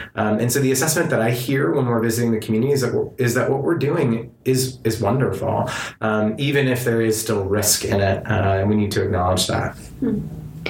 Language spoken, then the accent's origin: English; Southern California, United States; I was raised in Southern California in relative privilege